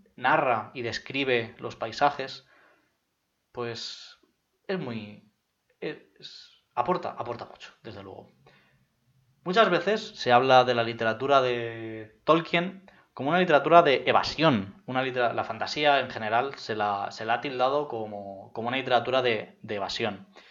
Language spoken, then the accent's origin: Spanish; Madrid, Community of Madrid, Spain; yo soy de Madrid